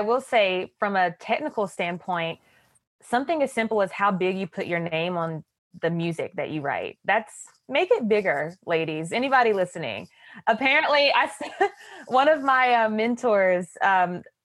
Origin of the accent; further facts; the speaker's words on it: Winston-Salem, North Carolina, United States; I was about to make my debut in an opera with a company called Piedmont Opera. It's in my hometown